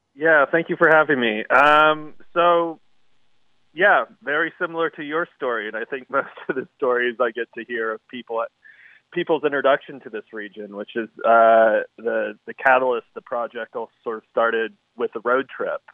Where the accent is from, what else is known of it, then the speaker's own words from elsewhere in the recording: outside of Yosemite Park, California, United States; also born or lived in Paradise, California; early childhood outside of yosemite park